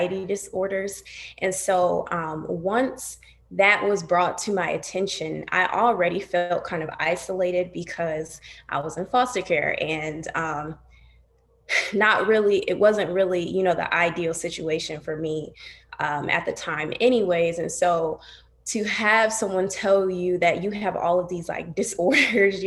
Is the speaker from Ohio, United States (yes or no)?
yes; Toledo, Ohio, United States; moved away as an adult; now in Columbus, United States; I'm from Toledo. I currently live in Columbus